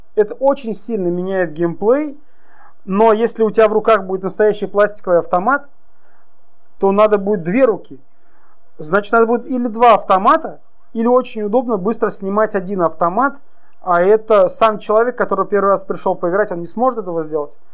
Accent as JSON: {"language": "Russian", "town": "Ufa", "region": "Bashkortostan", "country": "Russia", "moved": "yes", "lives_now": "Yekaterinburg, Russia", "said": "Я сам из Уфы, а компания в Екатеринбурге, я постоянно там нахожусь"}